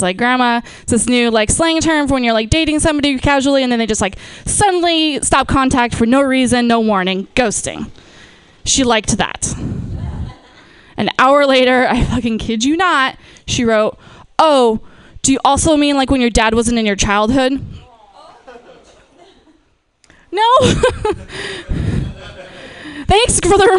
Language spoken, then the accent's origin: English; Napa, California, United States; moved away; I'm from, born and raised in Napa